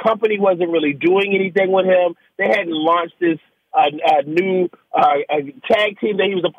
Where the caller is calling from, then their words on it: Washington, District of Columbia, United States; Man, I'm home in Washington D.C.